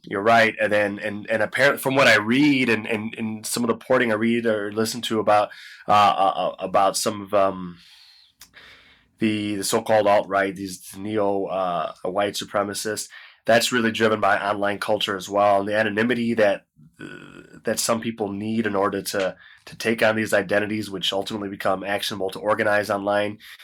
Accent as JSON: {"language": "English", "country": "United States", "said": "I'm only an American"}